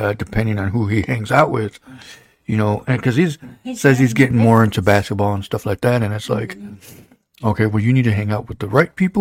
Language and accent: English; Holland, United States; growing up in Holland